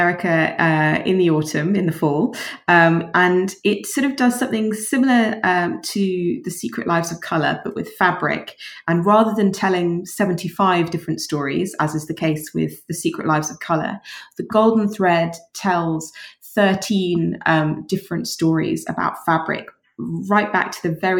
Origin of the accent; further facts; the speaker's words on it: London, United Kingdom; born and bred in London, and this is where I grew up